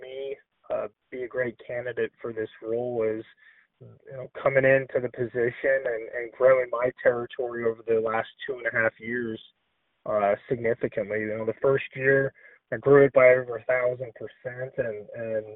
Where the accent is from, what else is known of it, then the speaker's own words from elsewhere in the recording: Northern Nevada, United States; moved away as an adult; also born or lived in Pacific Northwest; we're both originally from Northern Nevada.